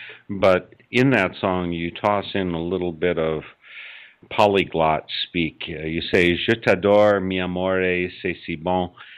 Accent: Oconomowoc, Wisconsin, United States; I grew up in Oconomowoc.

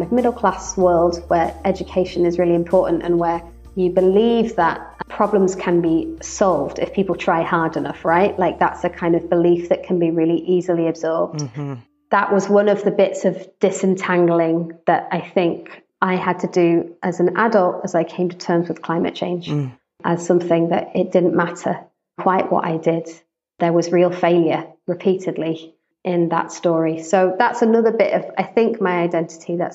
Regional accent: United Kingdom; also born or lived in United States; I'm British, white British. I've lived most of my life in the UK

